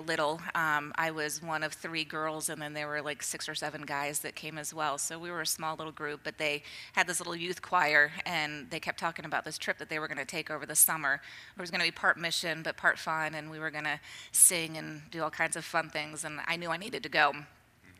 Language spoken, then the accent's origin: English; Centerville, Ohio, United States; I grew up close to here, up in Centerville, suburb of Dayton.